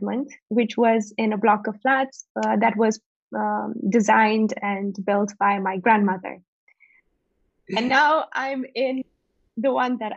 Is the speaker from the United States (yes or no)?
no; Botoșani, Botoșani County, Romania; moved away as an adult; also born or lived in Iași, Romania / Bucharest, Romania; I was born in Iași, which is up in the northern part of Romania. But most of my childhood I've spent in Botoșani, which is even more up north in a really small community